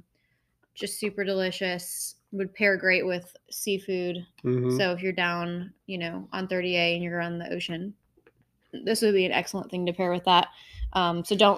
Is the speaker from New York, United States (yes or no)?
no; Colorado Springs, Colorado, United States; now in Nashville, United States; I'm from Colorado Springs